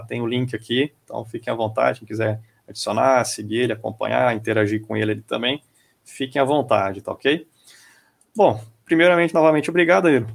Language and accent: Portuguese; Brazil; A gente é brasileiro